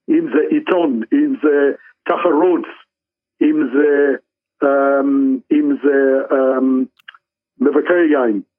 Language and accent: Hebrew; Israel; לא לחשוב לא זרקים כי, כי אנחנו ישראלים.